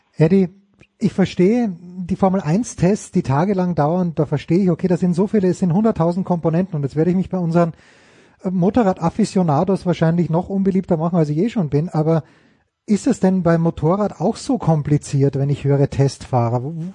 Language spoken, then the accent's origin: German; Austria; ich als Österreicher